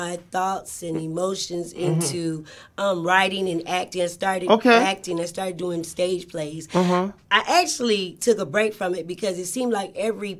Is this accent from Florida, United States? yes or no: yes; Florida City, Florida, United States; in my hometown, which I am from Florida City.